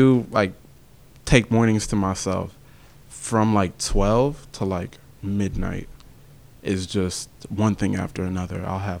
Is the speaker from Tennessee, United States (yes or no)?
yes; Pleasant View, Tennessee, United States; also born or lived in Wilmington, Delaware; I grew up from the time I was born to like 8 years old in Delaware, more specifically like Newcastle, Wilmington area. And then after that, we moved down to like Pleasant View in like 08. And I've been in Springfield and Pleasant View ever since.